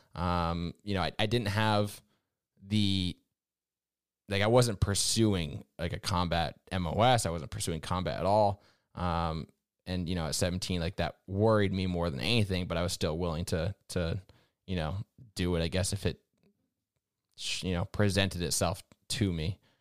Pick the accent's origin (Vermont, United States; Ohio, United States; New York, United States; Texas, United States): Vermont, United States; I grew up in New England, in Vermont specifically